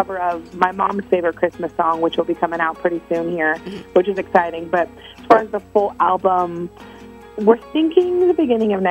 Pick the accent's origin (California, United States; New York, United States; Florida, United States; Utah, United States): Florida, United States; we're both from Florida